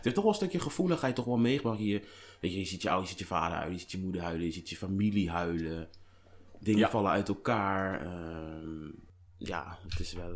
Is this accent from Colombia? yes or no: yes; Colombia; ik kom uit Colombia